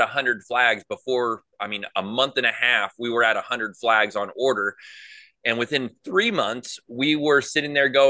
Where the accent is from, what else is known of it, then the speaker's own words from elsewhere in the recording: Valley Center, California, United States; moved away as an adult; now in Tennessee, United States; We lived in a place called Valley Center, which has three Indian reservations surrounding it. So I grew up around Native Americans